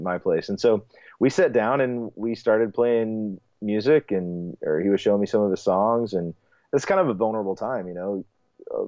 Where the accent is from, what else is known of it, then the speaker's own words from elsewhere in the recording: Texas, United States; moved away as an adult; now in Columbus, United States; I grew up in Texas. I moved to Ohio to finish school in Columbus around age 20